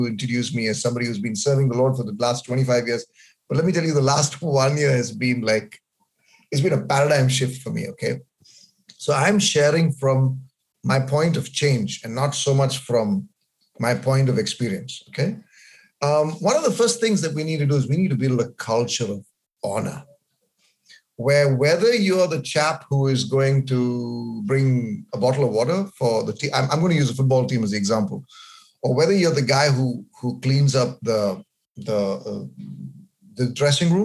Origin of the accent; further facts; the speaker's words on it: Bangalore, Karnataka, India; moved away as an adult; also born or lived in Kerala; I was brought up in Bangalore